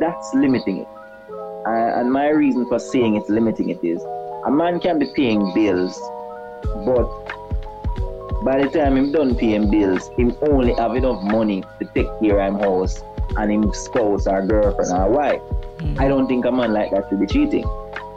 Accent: Jamaica; I'm from Jamaica, most beautiful country in the world

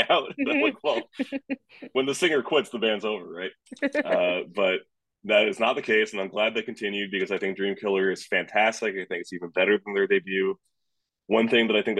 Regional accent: upstate New York, United States; I'm from upstate New York

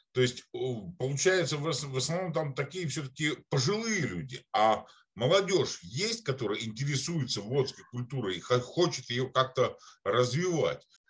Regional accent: Republic of Karelia, Russia; я сам родом из Карелии

